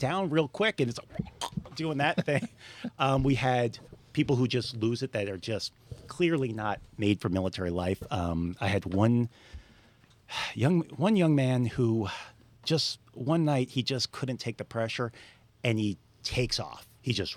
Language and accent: English; Long Island, New York, United States; also born or lived in South Florida / Montgomery, Alabama; now in Florida, United States; originally I grew up on Long Island in New York.